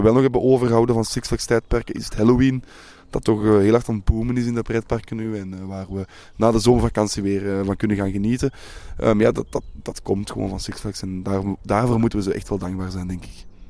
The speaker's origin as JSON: {"language": "Dutch", "country": "Belgium", "said": "wij als Belg"}